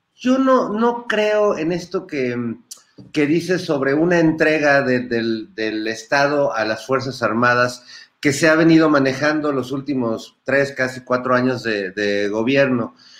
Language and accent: Spanish; Mexico